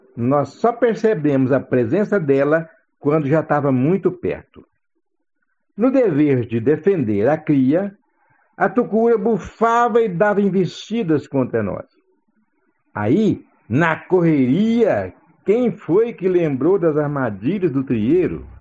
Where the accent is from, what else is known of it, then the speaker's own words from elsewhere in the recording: Boqueirão, near Santa Helena, Goiás, Brazil; Meu pai tinha uma venda na beira da estrada, numa região chamada Buqueirão. Buqueirão era um córrego afluente do Rio Verdão, a alguns quilômetros de Santa Helena